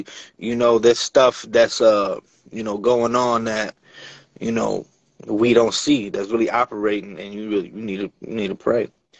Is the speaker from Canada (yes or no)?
no; Bronx, New York, United States; also born or lived in New Jersey / Brooklyn; now in Connecticut, United States; I was born in New York, you know what I mean? And I just kind of moved all over, bro. I'm from the Bronx, I'm from Jersey, I'm back in New York, Brooklyn, I'm in Connecticut right now, I've been upstate.